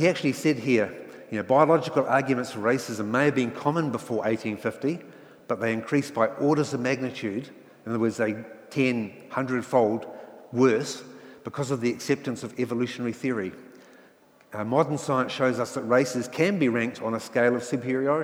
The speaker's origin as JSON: {"language": "English", "region": "Nelson", "country": "New Zealand", "tie": "born or raised there", "also_born_or_lived": "England", "said": "I was brought up in Nelson, which again back in the 60s and 70s was very much a middle class, white Pākehā sort of area"}